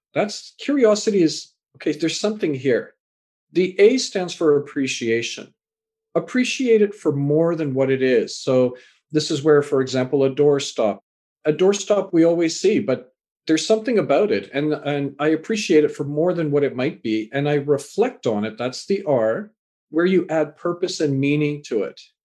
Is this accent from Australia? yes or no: no; Canada; also born or lived in England; born in England, raised in Canada